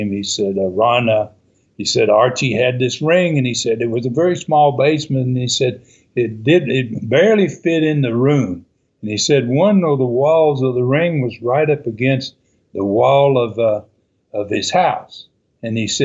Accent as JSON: {"language": "English", "country": "Canada", "said": "you know, being a Canadian up there, uh, uh, I can I can understand you asking that."}